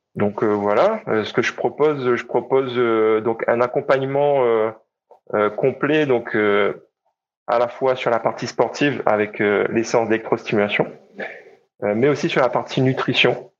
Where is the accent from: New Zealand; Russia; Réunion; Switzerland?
Réunion; je suis né à La Réunion et j'ai grandi à La Réunion